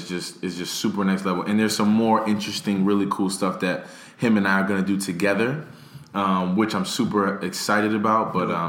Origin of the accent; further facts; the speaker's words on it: Paterson, New Jersey, United States; Paterson, New Jersey, Boys and Girls Club, which is my hometown.